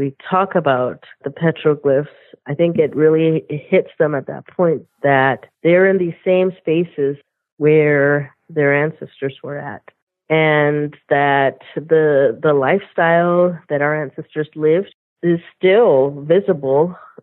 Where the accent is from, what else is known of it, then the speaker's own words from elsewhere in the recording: Southern Arizona, United States; I'm from Southern Arizona. I am a member of the Thonautum Nation, which is a local tribe here in Southern Arizona